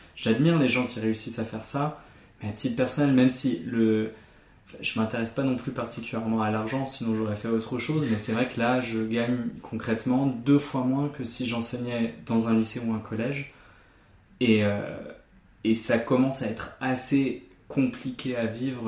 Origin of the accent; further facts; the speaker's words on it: Germany; mon identité en tant qu'Allemand